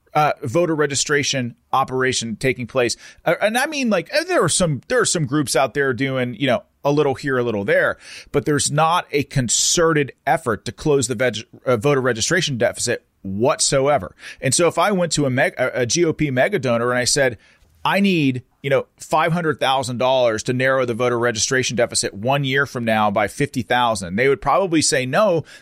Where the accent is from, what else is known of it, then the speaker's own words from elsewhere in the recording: Pennsylvania, United States; I'm fourth generation from Pennsylvania. I know this state better than anybody else that lives here.